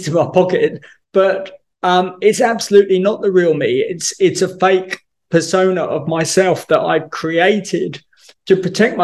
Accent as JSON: {"language": "English", "region": "England", "country": "United Kingdom", "said": "being English"}